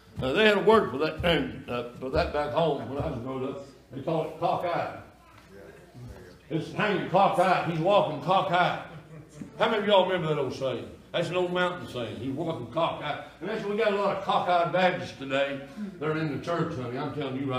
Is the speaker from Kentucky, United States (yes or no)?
yes; East Kentucky, United States; I was raised down in East Kentucky, near the Virginia and West Virginia line